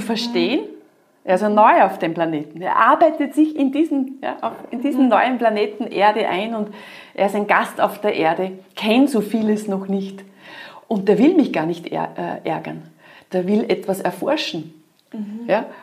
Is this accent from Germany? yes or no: no; Austria; bei uns in Österreich